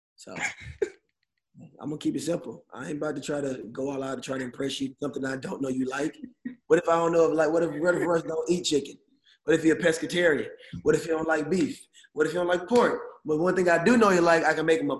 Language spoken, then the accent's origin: English; Atlanta, Georgia, United States; moved away; we're both from Atlanta